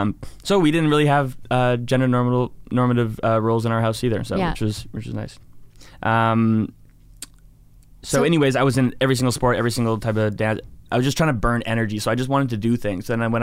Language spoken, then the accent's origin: English; Penticton, British Columbia, Canada; so I was raised in Penticton.